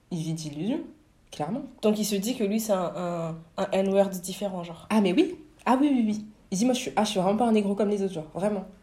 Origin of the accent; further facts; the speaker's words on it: Senegal; Je suis sénégalaise, ouais, mais.